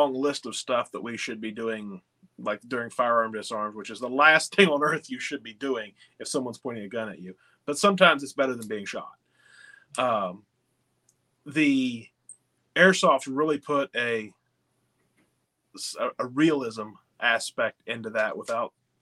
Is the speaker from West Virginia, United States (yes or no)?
yes; West Virginia, United States; I'm from West Virginia